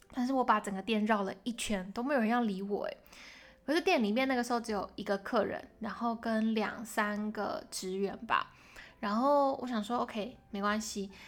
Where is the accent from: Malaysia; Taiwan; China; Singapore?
Taiwan; moved away as an adult; now in Hong Kong; 我是台湾人